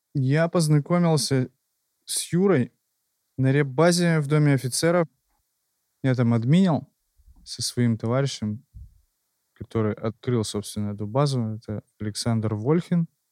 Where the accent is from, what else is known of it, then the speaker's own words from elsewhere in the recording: Yekaterinburg, Sverdlovsk Oblast, Russia; Родился в Екатеринбурге